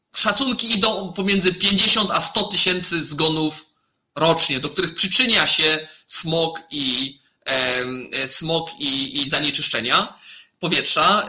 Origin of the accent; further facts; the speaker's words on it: Zagłębie Dąbrowskie, Silesian Voivodeship, Poland; Ja osobiście wywodzę się ze Śląska, właściwie tak konkretnie to z Zagłębia